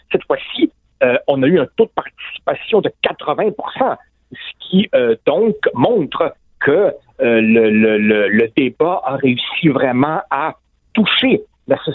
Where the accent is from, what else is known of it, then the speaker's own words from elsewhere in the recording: Quebec, Canada; comme chez nous au Québec